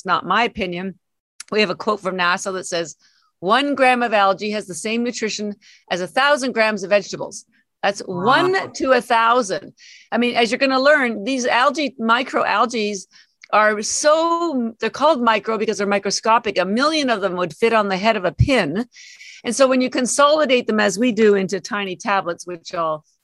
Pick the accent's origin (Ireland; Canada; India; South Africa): Canada; moved away as an adult; now in Boston, United States; I live in Boston. I've been here 33 years, but I'm actually Canadian, and all my family's still in Canada